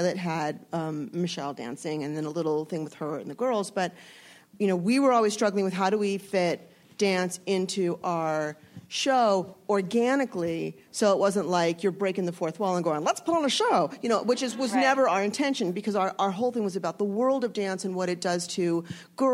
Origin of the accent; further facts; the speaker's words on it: San Fernando Valley, California, United States; I grew up in the San Fernando Valley